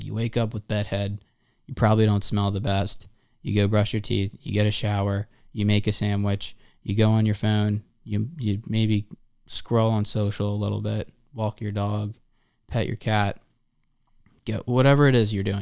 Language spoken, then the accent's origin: English; Philadelphia suburbs, Pennsylvania, United States; also born or lived in Santa Barbara, California; now in Hollywood, United States; I'm a kid from the Philly suburbs